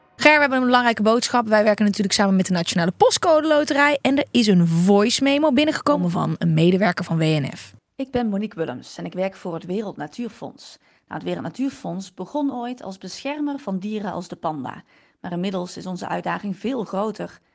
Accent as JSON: {"language": "Dutch", "region": "North Brabant", "country": "Netherlands", "also_born_or_lived": "The Hague", "accent": "Brabants", "moved": "yes", "said": "iedereen die niet in Brabant woont, hoort dat ik uit Brabant kom. Maar toen ik daar woonde, ehm, vond niemand al dat ik een accent had."}